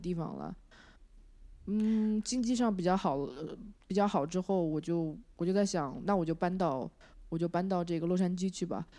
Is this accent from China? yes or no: yes; China; moved away as an adult; also born or lived in San Francisco Bay Area, United States; now in Los Angeles, United States; 我觉得国内，我从，我就是从国内出来的